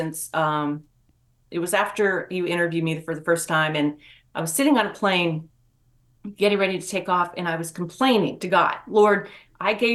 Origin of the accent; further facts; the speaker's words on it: West Virginia, United States; moved away; I'm from West Virginia originally